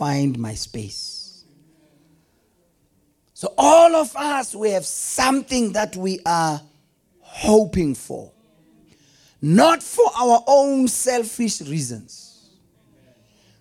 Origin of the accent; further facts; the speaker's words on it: Delmas, Mpumalanga, South Africa; I grew up in Delmas